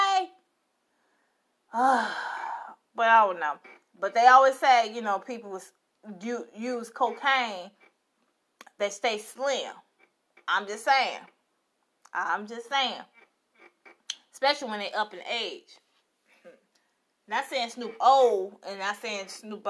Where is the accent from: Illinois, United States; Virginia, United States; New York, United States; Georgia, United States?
Illinois, United States; Chicago; I'm live from Chicago, like always. Chi-town. So sweet. Yes, I am from it.